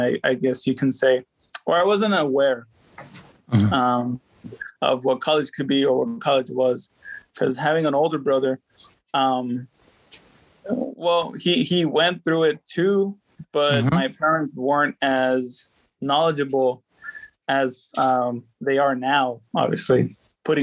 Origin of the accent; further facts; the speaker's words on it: Texas, United States; also born or lived in Mexico; I was born here